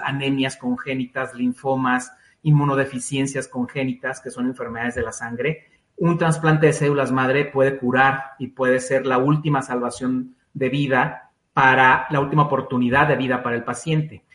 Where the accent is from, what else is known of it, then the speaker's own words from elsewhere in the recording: Mexico; como mexicanos eh, no tenemos la cultura de donación